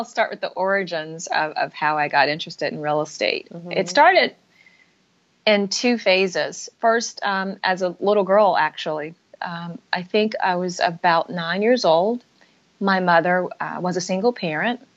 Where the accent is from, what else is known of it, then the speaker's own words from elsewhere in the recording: Atlanta, Georgia, United States; moved away as an adult; also born or lived in Massachusetts; I was raised in Atlanta, Georgia.